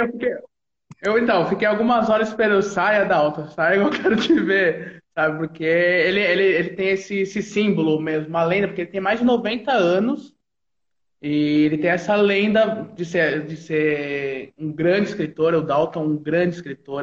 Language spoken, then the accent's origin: Portuguese; São Carlos, São Paulo, Brazil; Eu sou de São Carlos